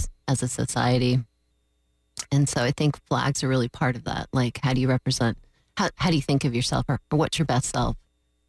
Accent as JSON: {"language": "English", "region": "Florida", "country": "United States", "tie": "born or raised there", "also_born_or_lived": "California", "said": "I've lived in Florida almost my whole life."}